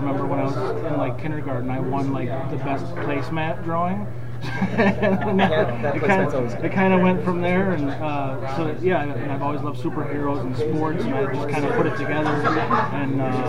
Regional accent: Syracuse, New York, United States; I am a local guy, born and raised in Syracuse.

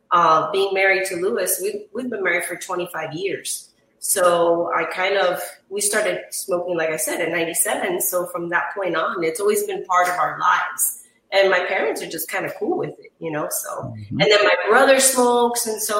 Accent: Chile; now in Miami, United States; nobody in my family really smokes cigars as far as where I'm from. I'm from Chile.

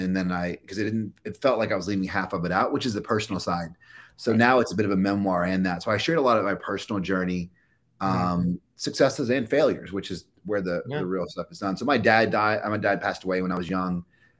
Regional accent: Kentucky, United States; even the way I speak now, I don't sound like I'm from Kentucky.

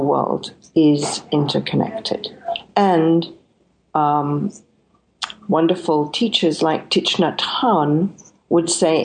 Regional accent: Scotland, United Kingdom; I was born in Scotland

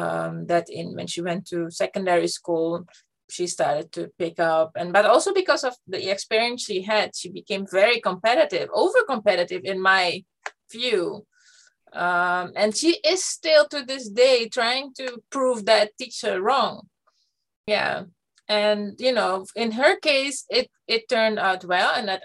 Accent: Netherlands; first language Dutch; English is a second language; I was lucky to have always had education in my mother tongue, in Dutch.

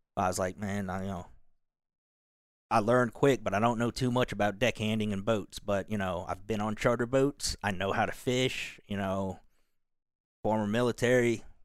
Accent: Kentucky, United States; moved away; also born or lived in Seoul, South Korea; they raised me in Kentucky.

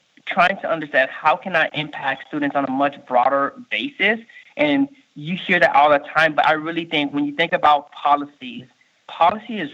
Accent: Miami, Florida, United States; moved away as an adult; also born or lived in Haiti; now in Nevada, United States; I was born in Haiti, grew up in Miami. Mm-hmm. Grew up in Little Haiti in Miami

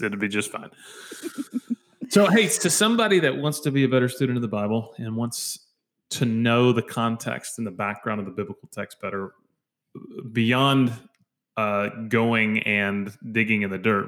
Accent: United States; as American believers

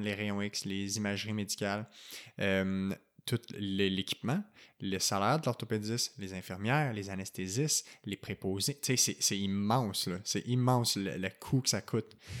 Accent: Quebec, Canada; chez nous au Québec

